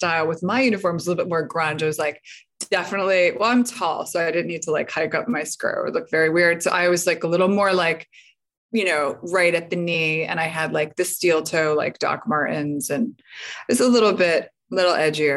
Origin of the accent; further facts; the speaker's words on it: Northeastern Pennsylvania, United States; now in Brooklyn, United States; I grew up in Northeastern PA, sort of like the edge of the Poconos in the sticks